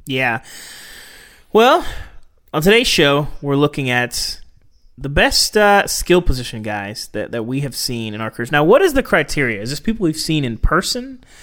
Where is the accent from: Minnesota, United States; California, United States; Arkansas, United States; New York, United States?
Arkansas, United States; Growing up in Arkansas